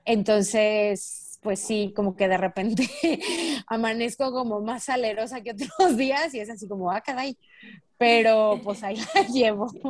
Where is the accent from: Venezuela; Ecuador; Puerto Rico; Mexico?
Mexico; also born or lived in Spain; yo soy de los de Sinaloa para abajo